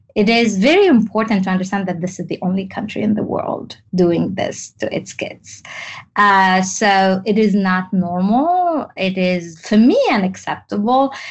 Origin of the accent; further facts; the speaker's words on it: Tunisia; English is a second language; moved away as an adult; also born or lived in France; my story is growing up in Tunisia. I am actually Tunisian